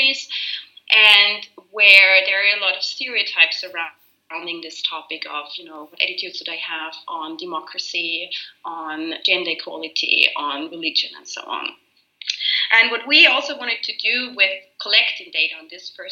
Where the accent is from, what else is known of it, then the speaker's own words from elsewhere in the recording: Austria; my home country in Austria